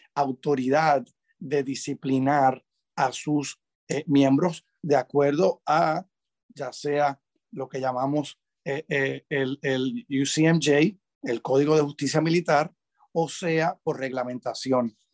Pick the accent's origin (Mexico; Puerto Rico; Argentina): Puerto Rico; moved away as an adult; also born or lived in Washington; me crié en Puerto Rico